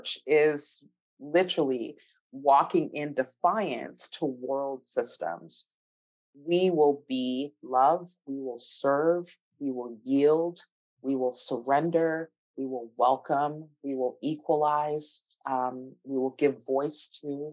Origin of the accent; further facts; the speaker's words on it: Canada; I'm from Canada.